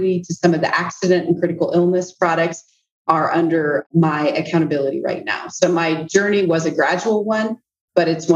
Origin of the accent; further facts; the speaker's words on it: Central Iowa, United States; moved away as an adult; growing up in Central Iowa was home for me. So I came back to Central Iowa